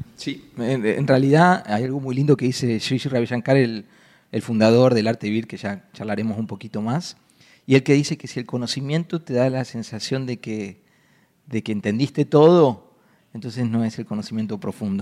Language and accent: Spanish; Buenos Aires, Argentina; Y yo soy un chico de ciudad, nací en Buenos Aires, que es súper alocada